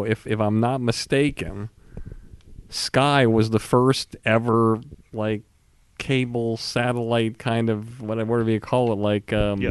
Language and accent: English; Longmeadow, Massachusetts, United States; I was from Longmeadow, Massachusetts.